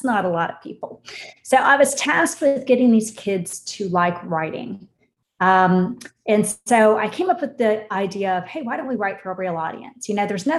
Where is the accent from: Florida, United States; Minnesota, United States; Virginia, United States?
Florida, United States; Orlando; I grew up here in Orlando, born and raised here